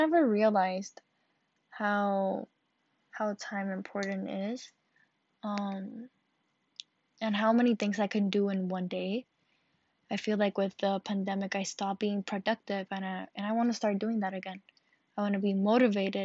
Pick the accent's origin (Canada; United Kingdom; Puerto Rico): Puerto Rico; Carolina; I'm from Carolina, Puerto Rico